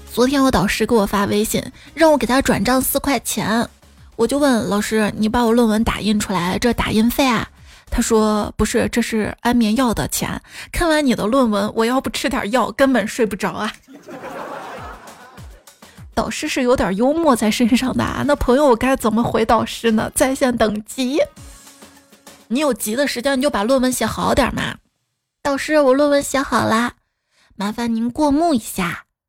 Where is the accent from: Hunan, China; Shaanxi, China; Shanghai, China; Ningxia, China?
Shaanxi, China; Xi'an; 我们西安人